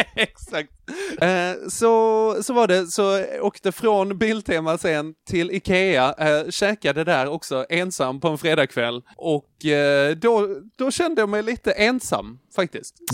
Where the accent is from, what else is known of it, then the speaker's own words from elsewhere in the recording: Trelleborg, Skåne, Sweden; jag är född i Trelleborg